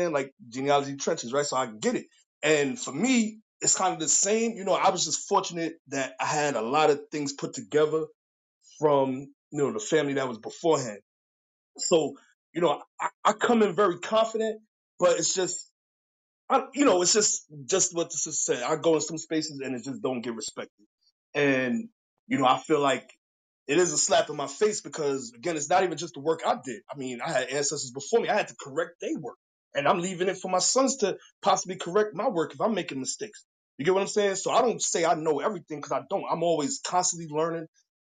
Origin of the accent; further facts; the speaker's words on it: New York, United States; now in Darlington, United States; I'm living in Darlington right now. And I came from New York because my family been here.